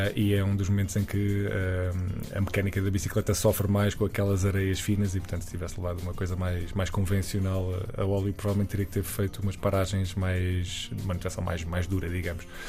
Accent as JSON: {"language": "Portuguese", "town": "Évora", "region": "Alentejo", "country": "Portugal", "also_born_or_lived": "Lisbon", "moved": "as an adult", "said": "quando vim estudar para Lisboa, eu sou, sou de Évora"}